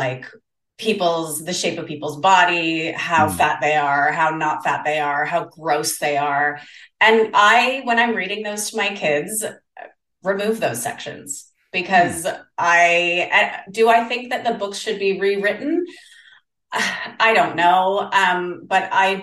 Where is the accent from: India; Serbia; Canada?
Canada; also born or lived in South Korea; now in Denmark, Australia; I'm Canadian, but I live in Australia